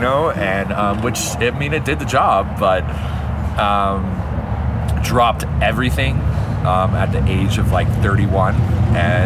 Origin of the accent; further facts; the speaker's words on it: Dallas, Texas, United States; moved away; I grew up in Dallas, Texas